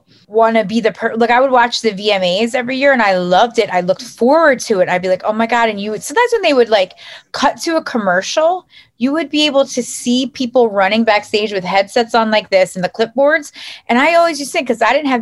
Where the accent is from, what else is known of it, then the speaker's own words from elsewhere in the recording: United States; also born or lived in South Jersey / North Jersey; now in New Jersey, United States; I grew up right outside of Philly